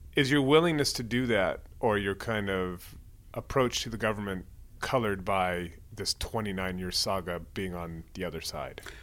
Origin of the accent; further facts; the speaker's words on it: Bay Area, California, United States; moved away as an adult; So I'm from the Bay Area. I lived abroad for many years, and then I just moved back a couple years ago